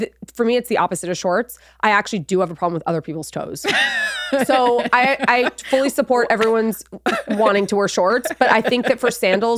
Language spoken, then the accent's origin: English; Los Angeles, California, United States; moved away; also born or lived in Nashville; growing up in Los Angeles